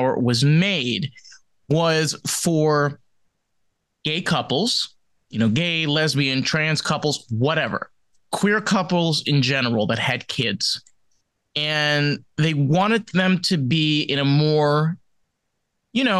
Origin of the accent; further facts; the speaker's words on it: New York, United States; as a Northeast person, I grew up in New York